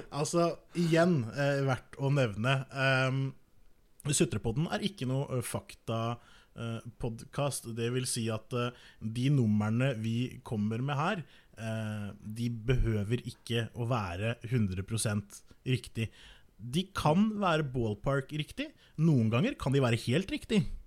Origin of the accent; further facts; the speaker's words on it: Norway; som nordmann